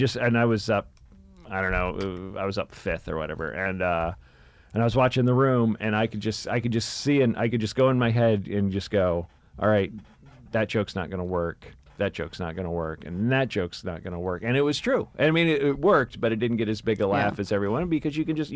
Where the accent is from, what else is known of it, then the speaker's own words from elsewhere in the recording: Memphis, Tennessee, United States; I'm from Memphis, Tennessee. We lived in a trailer.